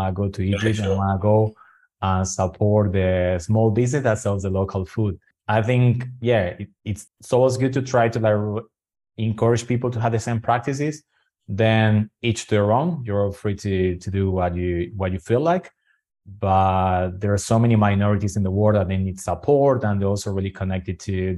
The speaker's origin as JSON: {"language": "English", "region": "Buenos Aires", "country": "Argentina", "tie": "born or raised there", "second_language": "English", "moved": "yes", "said": "Buenos Aires, which is my hometown"}